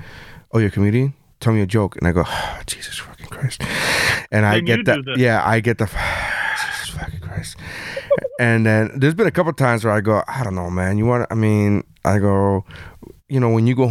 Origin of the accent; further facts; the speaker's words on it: United States; I'm American